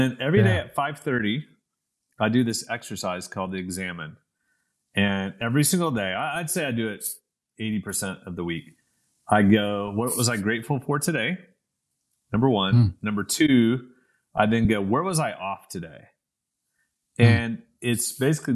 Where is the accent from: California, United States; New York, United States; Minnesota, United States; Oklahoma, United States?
Oklahoma, United States; Oklahoma City; moved away as an adult; also born or lived in London; my place dropped from the River Thames to Oklahoma City